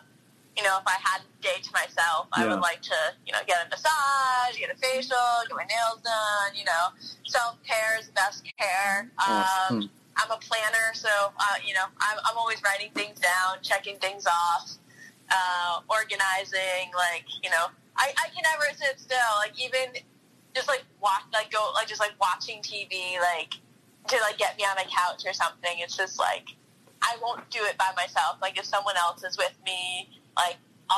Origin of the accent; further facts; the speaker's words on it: New York, United States; growing up in New York, like, I feel like spring was only, like, 2 or 3 weeks.